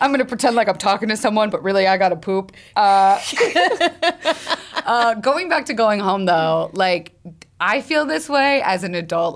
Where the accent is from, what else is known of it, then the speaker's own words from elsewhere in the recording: the South, United States; I'm from the South